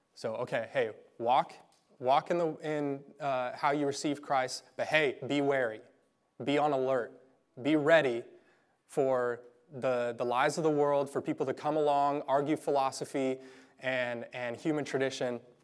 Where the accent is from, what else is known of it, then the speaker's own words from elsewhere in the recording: Garden City, Kansas, United States; I grew up in Garden City